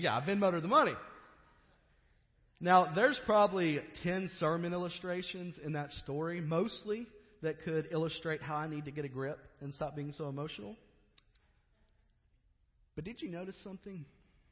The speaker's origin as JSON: {"language": "English", "region": "Kentucky", "country": "United States", "tie": "born or raised there", "said": "I grew up in Kentucky."}